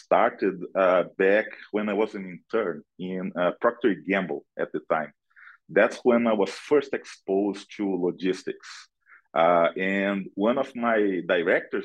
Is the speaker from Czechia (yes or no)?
no; Brazil; moved away as an adult; now in United States; I'm originally from Brazil. I live in the US for about 17 years now.